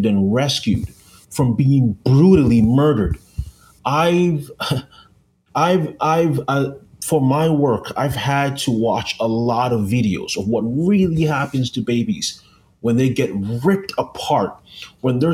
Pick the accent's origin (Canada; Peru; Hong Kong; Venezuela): Canada; I'm from Canada